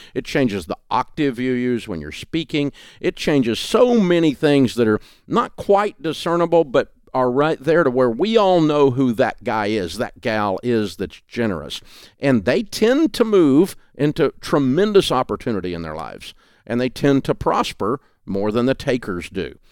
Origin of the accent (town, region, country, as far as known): the South, United States; accent: Southern